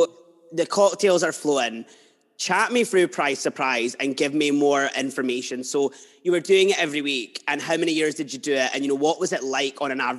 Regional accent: Edinburgh, Scotland, United Kingdom; now in Fife, United Kingdom; And I'm from Edinburgh like you, but I moved here.

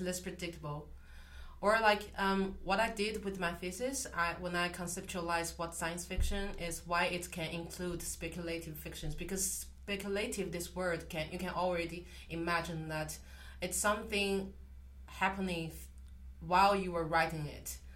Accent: China; moved away; I'm from China

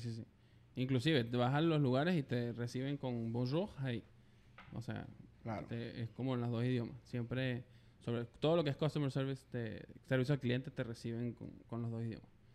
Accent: Valencia, Carabobo, Venezuela; moved away as an adult; now in Canada; soy venezolano, por el acento ya lo saben, este, de Valencia.

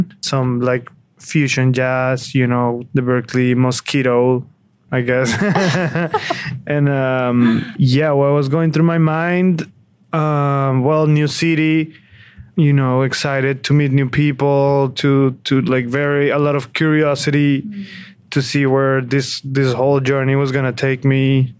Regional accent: Bogotá, Colombia; moved away as an adult; also born or lived in Boston / New York City; now in New York, United States; I'm from Bogota, Colombia.

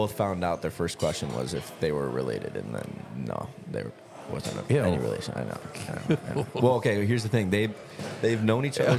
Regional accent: Evanston, Illinois, United States; I was born in the Evanston Hospital.

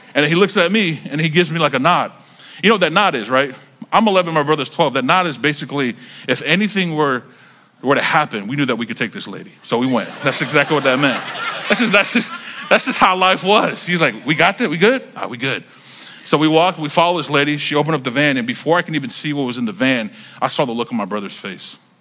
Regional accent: North Carolina, United States; I grew up in North Carolina

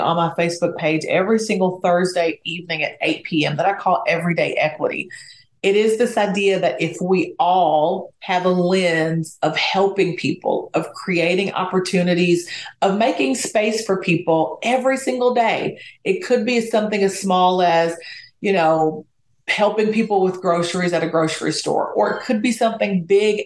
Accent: Hazard, Kentucky, United States; moved away; I'm from Appalachia, little town in Kentucky called Hazard that probably nobody's heard

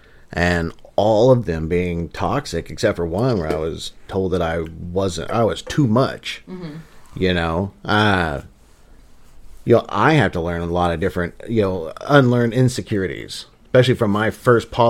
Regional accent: Midwest, United States; we're from the Midwest

